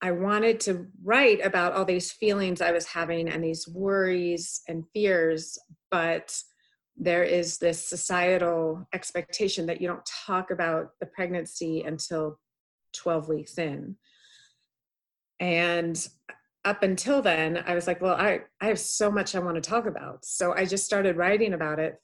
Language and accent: English; the Bay Area, California, United States; also born or lived in Boston; now in Reno, United States; I grew up in the Bay Area